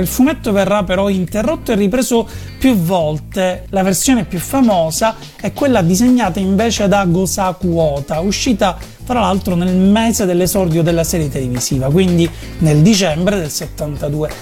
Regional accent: Italy; noi siamo italiani e siamo abituati a studiare a scuola la Divina Commedia

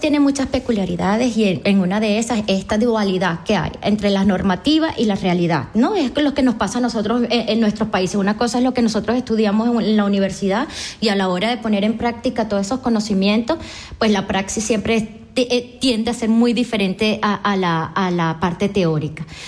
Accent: Araure, Portuguesa, Venezuela; moved away; una venezolana, vengo de Portuguesa, de Araure

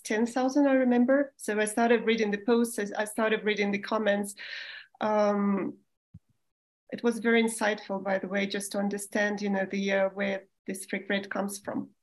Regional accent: Moscow, Russia; moved away as an adult; also born or lived in Germany / Spain; I was born in the Soviet Union still in Moscow.

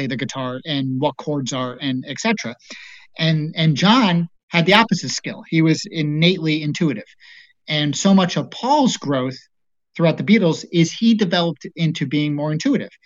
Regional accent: East Coast, United States; moved away; also born or lived in Colorado; I grew up on the East Coast, and there wasn't too many Mormons

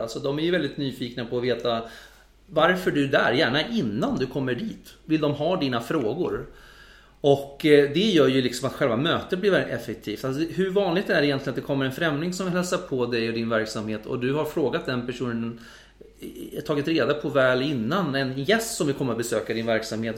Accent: Sweden; som svensk

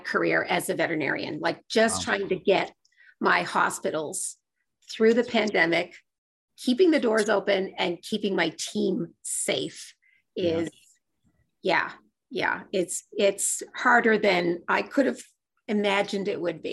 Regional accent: Nova Scotia, Canada; now in Ottawa, Canada; I live and work most of the time in Ottawa, Ontario, but I'm from Nova Scotia and I have a home in Nova Scotia.

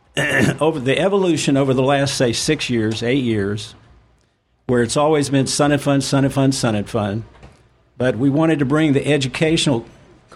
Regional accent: Lakeland, Florida, United States; I grew up in Lakeland. I'm a Lakeland native.

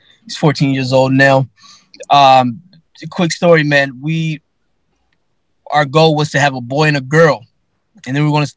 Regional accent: Charlottesville, Virginia, United States; moved away as an adult; now in Gaithersburg, United States; I'm from originally from Charlottesville, Virginia. Then I migrated to Maryland. I live in Gaithersburg, Maryland now

